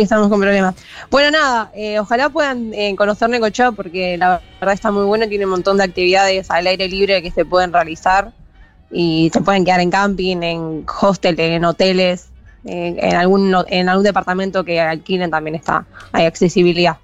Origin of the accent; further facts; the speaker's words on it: La Plata, Buenos Aires Province, Argentina; also born or lived in Necochea; nací en La Plata, ahora vivo en La Plata también